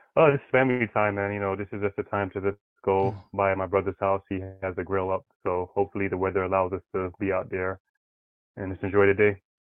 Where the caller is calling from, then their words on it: New York City, New York, United States; I'm calling from the Bronx, New York